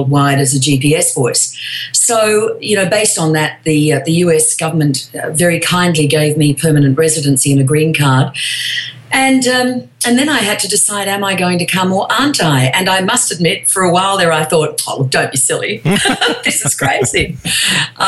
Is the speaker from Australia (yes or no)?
yes; Australia; moved away as an adult; now in Los Angeles, United States; I'm from Australia